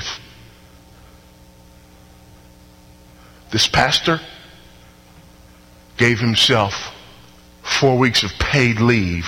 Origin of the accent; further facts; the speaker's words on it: Houston, Texas, United States; my hometown, Houston, Texas